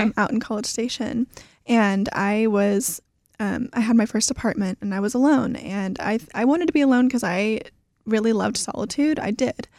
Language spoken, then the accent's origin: English; Houston, Texas, United States; also born or lived in Russia; I grew up right here in Houston